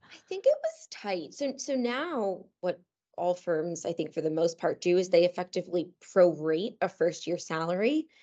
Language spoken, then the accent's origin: English; Cheshire, Connecticut, United States; moved away as an adult; also born or lived in New York; I grew up in Cheshire, Connecticut, which is, um, a fairly small town in central Connecticut